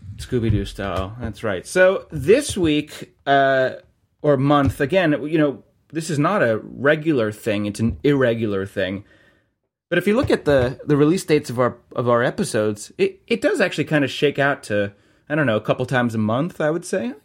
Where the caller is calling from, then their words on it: Columbus, Ohio, United States; calling in from Columbus